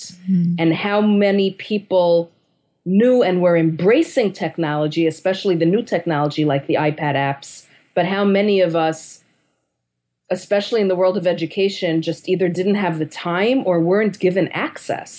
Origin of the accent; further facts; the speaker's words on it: New York City, New York, United States; I'm from Manhattan